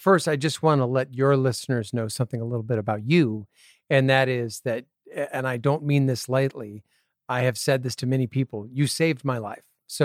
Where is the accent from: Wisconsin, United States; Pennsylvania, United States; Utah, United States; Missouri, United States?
Wisconsin, United States; Appleton; born there; Well, I was born in Wisconsin in the same town that Harry Houdini grew up in, Appleton, Wisconsin.